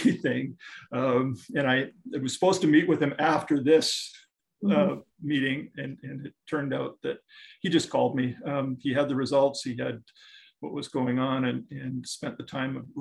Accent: northern Saskatchewan, Canada; also born or lived in Scotland / Panama; I was born in Scotland. My parents came to Canada when I was five and brought me along with, thank heavens. And then I grew up in northern Saskatchewan.

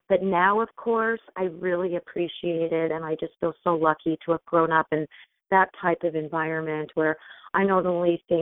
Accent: Washington, District of Columbia, United States; born there; also born or lived in Grand Canyon, Arizona; Well, I was born in Washington D.C. and within a few short months, we moved to the Grand Canyon, and we lived in national parks for most of my childhood.

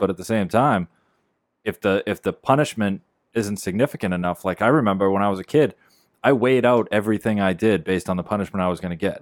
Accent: Beverly, United States; We live in Beverly

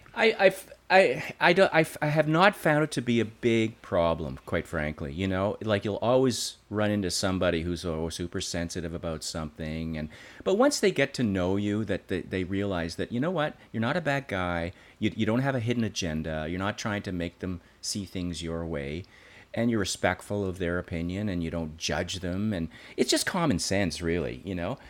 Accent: Creighton Mine, Ontario, Canada; I grew up in a little town outside of Sudbury called Creighton Mine.

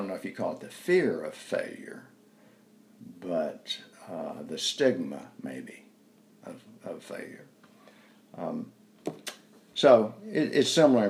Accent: North Carolina, United States; accent: southern; I told him I was from North Carolina

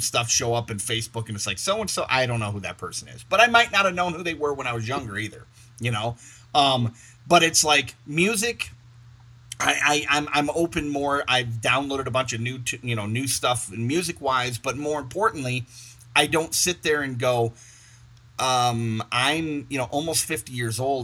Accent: Michigan, United States; I'm from Michigan

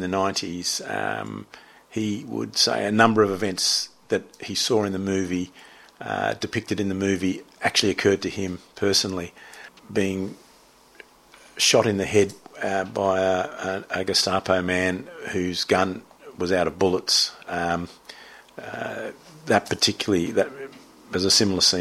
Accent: Sydney, New South Wales, Australia; when I was growing up in Narrabeen, in the surfing, sailing culture of Narrabeen

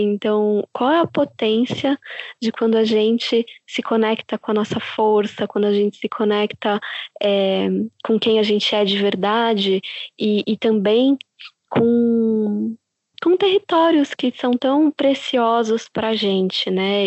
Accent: São Paulo, Brazil; moved away as an adult; now in São Francisco Xavier, Brazil; Sim, é de São Paulo. A gente sempre morou em São Paulo

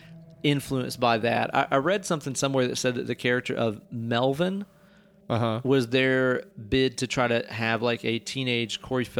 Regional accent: East Tennessee, United States; we grew up in East Tennessee.

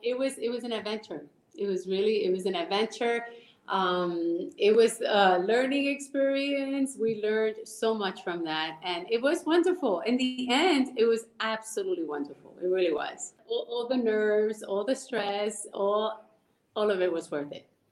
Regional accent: Puerto Rico; moved away; So we grew up in El Caserío in Puerto Rico

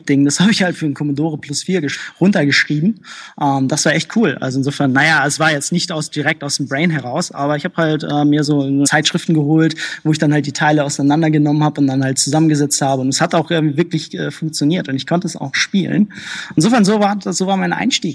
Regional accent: Hamburg, Germany; also ich bin in Hamburg geboren, aber meine Eltern sind halt entsprechend aus Polen geflohen

